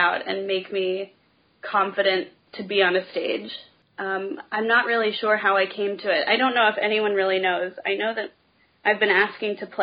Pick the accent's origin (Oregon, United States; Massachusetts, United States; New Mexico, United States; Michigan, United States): Oregon, United States; Portland; moved away as an adult; also born or lived in New York City / Austin, Texas; now in Chicago, United States; I grew up in Portland, Oregon